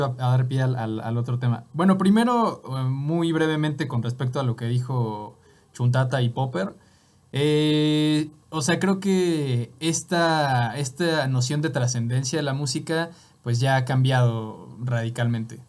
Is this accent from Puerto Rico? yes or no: no; Mexico; yo también soy mexicano